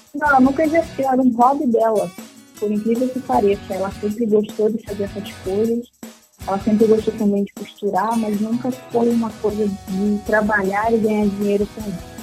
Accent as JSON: {"language": "Portuguese", "region": "Rio de Janeiro", "country": "Brazil", "said": "sou do Rio de Janeiro"}